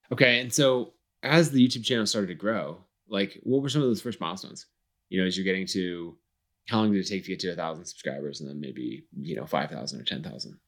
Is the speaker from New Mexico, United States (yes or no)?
no; Boise, Idaho, United States; Boise, my hometown.